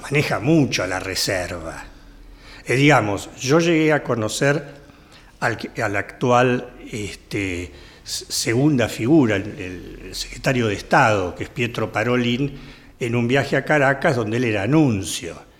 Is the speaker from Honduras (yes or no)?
no; Argentina; Nosotros sufrimos como argentinos